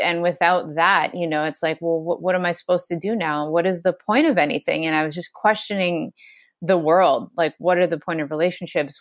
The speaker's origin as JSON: {"language": "English", "region": "Ontario", "country": "Canada", "moved": "as an adult", "lives_now": "Hawaii, United States", "said": "I'm from Ontario"}